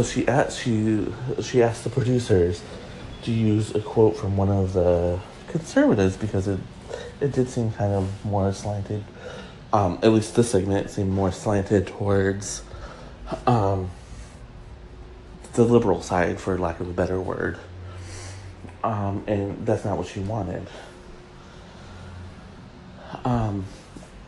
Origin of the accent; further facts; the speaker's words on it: Michigan, United States; Grand Rapids, Michigan, my home state